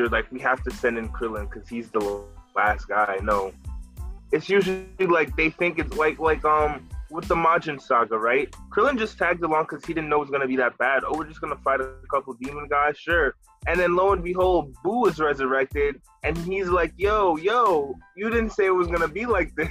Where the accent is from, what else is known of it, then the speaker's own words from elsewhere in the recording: United States; as an American